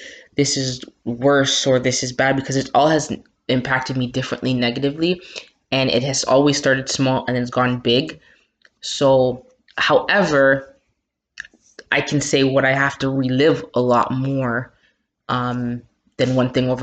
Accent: Toronto, Ontario, Canada; also born or lived in Jamaica; my hometown, Toronto

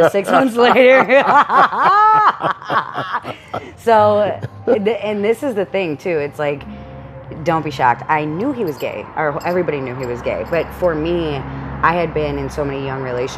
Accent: Buffalo, New York, United States; moved away; I'm from Buffalo, New York originally

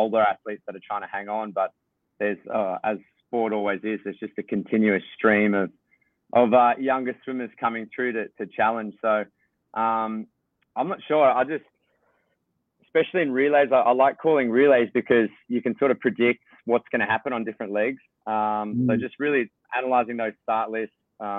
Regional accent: Australia; being an Aussie

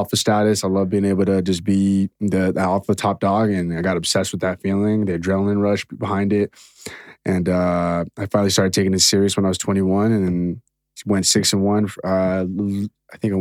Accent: Torrance, California, United States; I'm from South Torrance

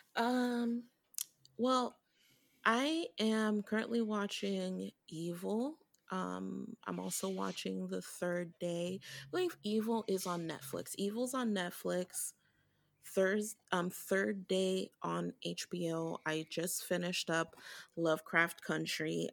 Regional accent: Haiti; now in Brooklyn, United States; I grew up in Haiti, so I, l, I, I was born here, I was born here in Brooklyn, but I lived in Haiti

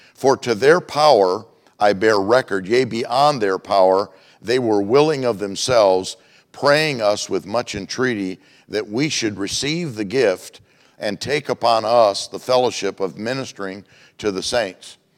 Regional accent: Michigan, United States; moved away as an adult; also born or lived in Globe, Arizona; now in Phoenix, United States; I was from Michigan

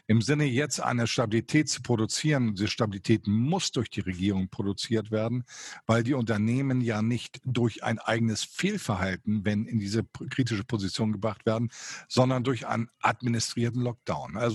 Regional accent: Hamburg, Germany; Meine, ich komme ja originär aus Hamburg.

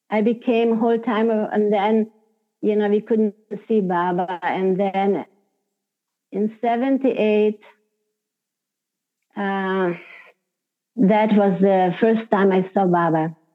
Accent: Hungary; first language Hungarian; English is a second language; because my language is Hungarian, my mother tongue.

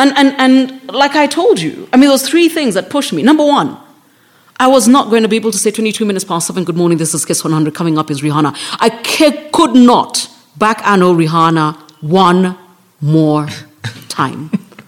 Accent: Nairobi, Kenya; Yeah, so I was like, I'm from South B.

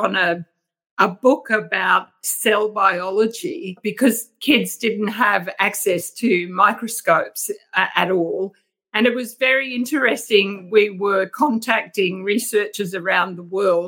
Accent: Home Hill, Queensland, Australia; also born or lived in Townsville; I was born in regional Queensland in the Burdekin, which is a cane farming district, and I was born in Home Hill.

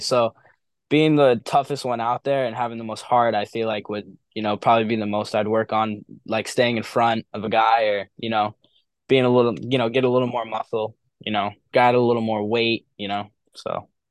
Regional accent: Milford, New Hampshire, United States; Milford is my hometown. It's my public school. It's where I've always grown up

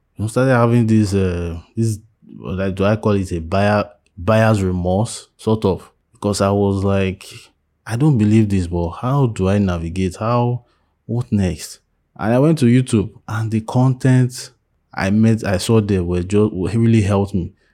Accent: Nigeria; as a Nigerian atheist

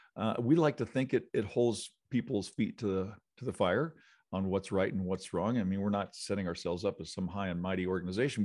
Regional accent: Illinois, United States; also born or lived in Missouri; now in Las Vegas, United States; I grew up in Illinois, which is close

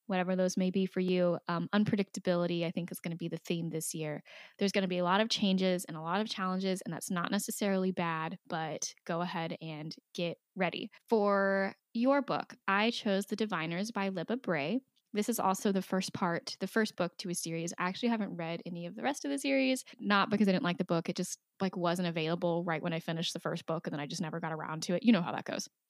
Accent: United States; as an American

